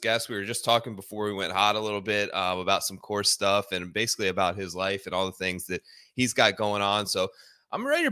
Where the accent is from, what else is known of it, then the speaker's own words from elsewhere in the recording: Ohio, United States; Growing up in Ohio